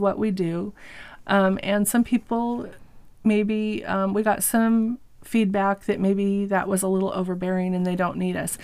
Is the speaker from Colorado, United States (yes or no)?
no; Eastern Washington, United States; also born or lived in California; we were raised in uh, pretty much in Eastern Washington